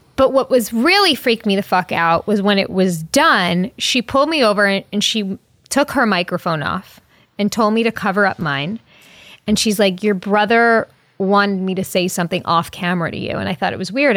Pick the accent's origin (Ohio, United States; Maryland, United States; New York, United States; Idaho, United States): New York, United States; Long Island; I'm from Long Island